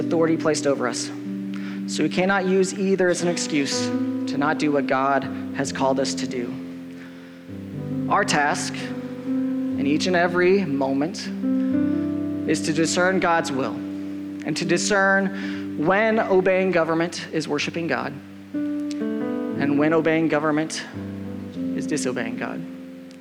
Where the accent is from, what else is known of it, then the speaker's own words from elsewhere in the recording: United States; As an American guy, like, I was taught growing up